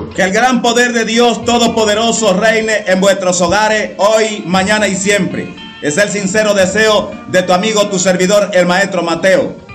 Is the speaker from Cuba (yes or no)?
yes; Cuba; soy un santero cubano